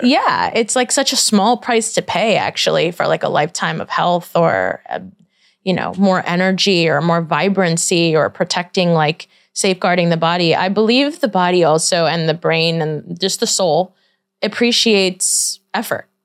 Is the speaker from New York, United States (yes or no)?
yes; New York City, New York, United States; I grew up in Brooklyn